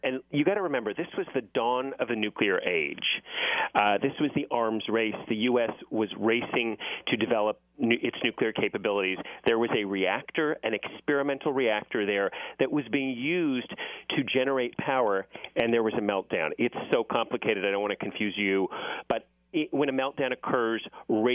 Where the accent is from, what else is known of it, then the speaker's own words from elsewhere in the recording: Los Angeles, California, United States; I grew up in the San Fernando Valley.